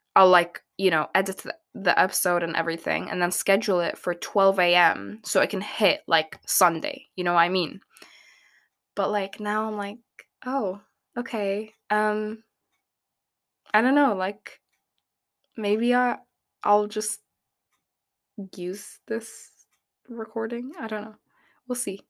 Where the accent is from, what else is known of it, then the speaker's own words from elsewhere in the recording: Abu Dhabi, United Arab Emirates; I grew up in Abu Dhabi